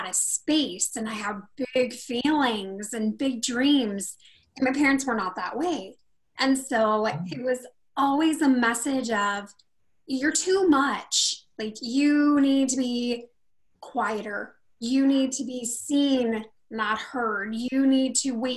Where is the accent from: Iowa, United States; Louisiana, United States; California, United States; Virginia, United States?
California, United States; Rocklin; born or raised there; also born or lived in Sacramento, California